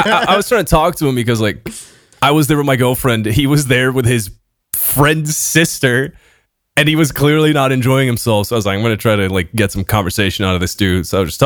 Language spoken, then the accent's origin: English; Portugal; now in Brussels, Belgium; Oh, I'm Portuguese